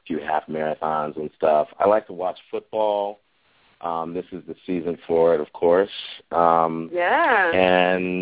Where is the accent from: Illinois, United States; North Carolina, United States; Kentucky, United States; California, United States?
Illinois, United States; Chicago; I grew up in Chicago